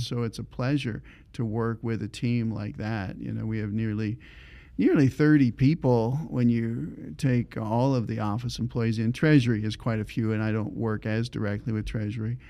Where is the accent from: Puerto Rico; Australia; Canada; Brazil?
Canada; Ontario; moved away as an adult; I grew up in Ontario